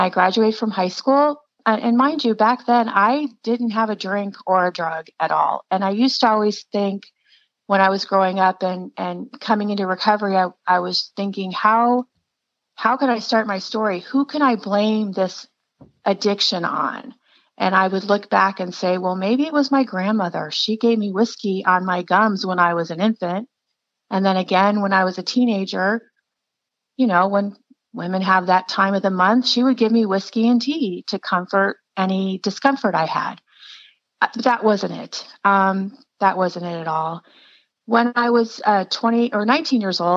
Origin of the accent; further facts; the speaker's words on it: Scottsdale, Arizona, United States; I was born in Scottsdale, Arizona a long time ago.